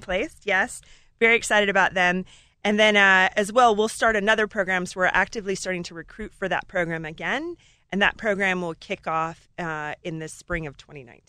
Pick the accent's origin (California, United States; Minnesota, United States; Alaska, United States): Alaska, United States; moved away as an adult; I grew up in Alaska in a gold mine